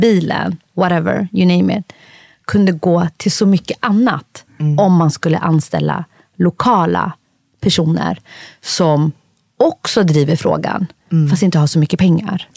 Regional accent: Sweden; jag är född i Sverige Fast ursprungligen kommer jag från Somalia

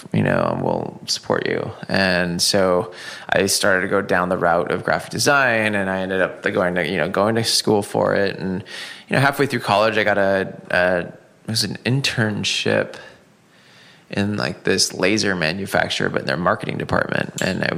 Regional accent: Seattle, Washington, United States; moved away; born and raised in Seattle.

